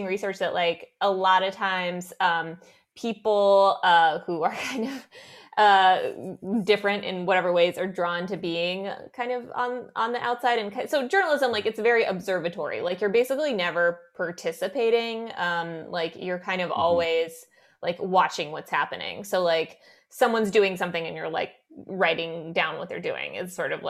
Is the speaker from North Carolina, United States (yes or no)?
no; West Texas, United States; moved away; I was the only Russian Jew in my town that I grew up in West Texas